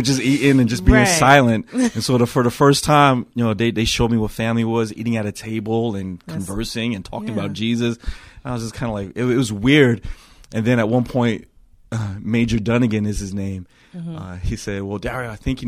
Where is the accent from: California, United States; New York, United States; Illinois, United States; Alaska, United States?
New York, United States; also born or lived in Hawaii; I was born in Hawaii, but then at a young age, my parents got divorced and my mom came back home to New York.